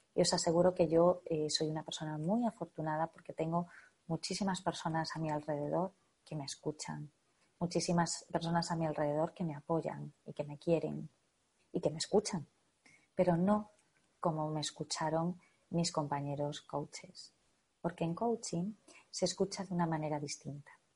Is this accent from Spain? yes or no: yes; northern Spain, Spain; en mi zona, en mi país, en el norte de España